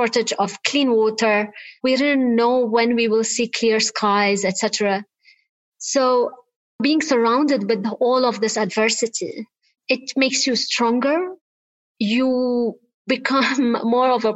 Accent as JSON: {"language": "English", "country": "Lebanon", "tie": "born or raised there", "said": "I am originally Lebanese. I grew up in Lebanon, as you said, during the Lebanese war."}